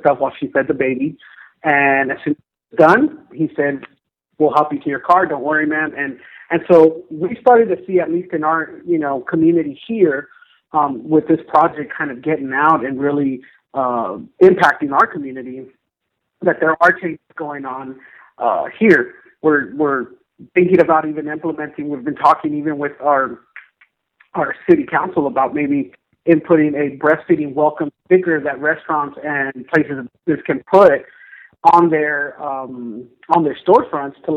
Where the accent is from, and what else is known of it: Orange County, Southern California, United States; born or raised there; moved away